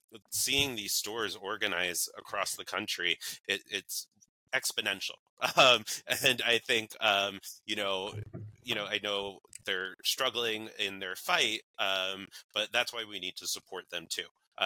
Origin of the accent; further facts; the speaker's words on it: New York, United States; I was born and raised in New York, so that was very hard for me.